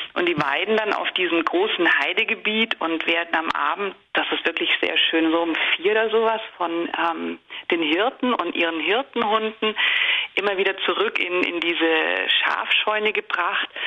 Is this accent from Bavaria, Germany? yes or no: yes; Bavaria, Germany; moved away as an adult; now in Netherlands; Ich komme ja aus Bayern